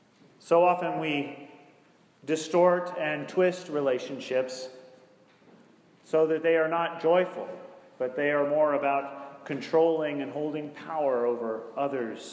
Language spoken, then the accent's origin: English; Greensboro, North Carolina, United States; Greensboro, North Carolina, which is my hometown